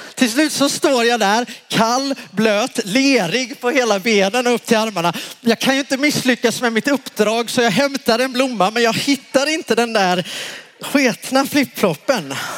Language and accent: Swedish; Värnamo, Jönköping County, Sweden; moved away; där jag kommer ifrån från början, Småland, Värnamo